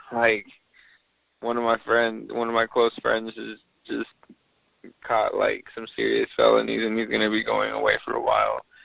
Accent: Mexico City, Mexico; also born or lived in Tijuana / San Diego; now in Dallas, United States; well, basically, I'm from Mexico City. Uh, my whole life, I've lived in big cities.

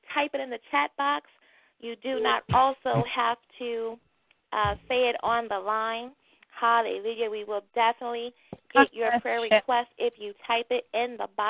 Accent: St. Louis, Missouri, United States; St. Louis, Missouri. That is my hometown

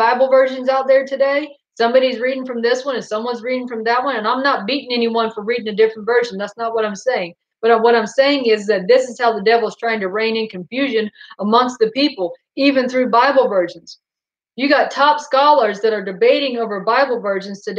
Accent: Goldsboro, North Carolina, United States; also born or lived in Fayetteville, North Carolina; we moved from Goldsboro to Fayetteville, North Carolina.

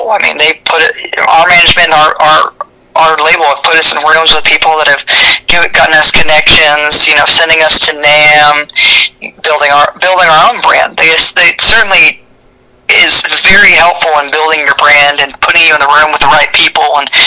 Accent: the South, United States; You know, I grew up in the South, and you know we preach thick skin here

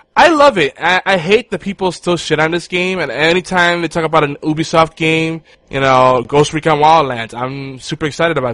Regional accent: New York City, New York, United States; moved away; I grew up there, so I, I'm always gonna love New York City

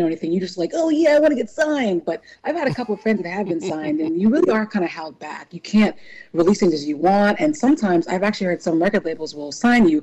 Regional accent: New Orleans, Louisiana, United States; also born or lived in California / New York; now in Philadelphia, United States; I was raised in New Orleans, Louisiana. So always NOLA girl for life

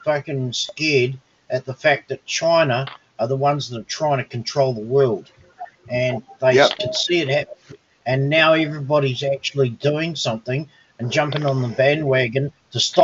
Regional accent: New Zealand; I'm a New Zealander

